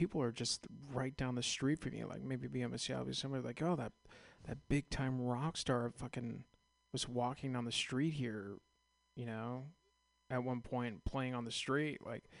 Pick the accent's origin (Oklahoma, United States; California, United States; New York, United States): California, United States; San Ramon; also born or lived in Castro Valley; I grew up in San Ramon, Castro Valley, around the corner.